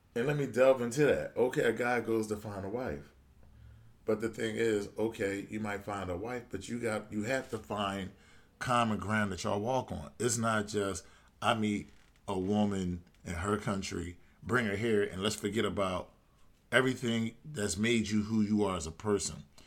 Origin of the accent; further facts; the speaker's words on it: United States; being an American man